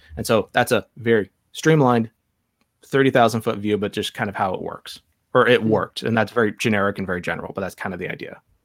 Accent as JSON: {"language": "English", "country": "Ireland", "said": "I'm not Jewish, I'm Irish"}